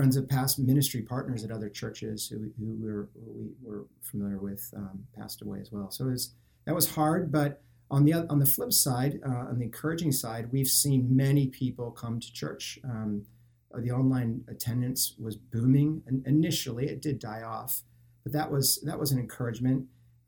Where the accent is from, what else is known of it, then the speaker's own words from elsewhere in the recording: Cleveland, Ohio, United States; moved away as an adult; now in London, United Kingdom; So I am an Ohio boy, born and raised in Cleveland, Ohio.